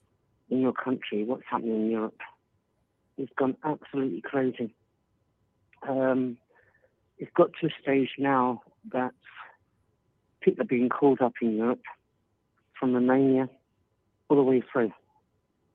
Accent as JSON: {"language": "English", "region": "London", "country": "United Kingdom", "tie": "born or raised there", "moved": "yes", "lives_now": "Alicante, Spain", "said": "I was born in London, back in the UK"}